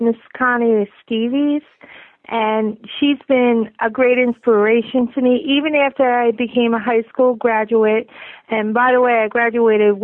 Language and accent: English; Long Island, New York, United States; I grew up on Long Island, New York